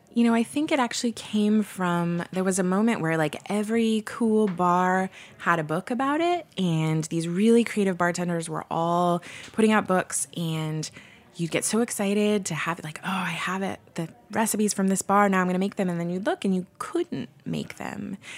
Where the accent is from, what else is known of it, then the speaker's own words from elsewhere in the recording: Portland, United States; now in San Francisco, United States; I'm from Portland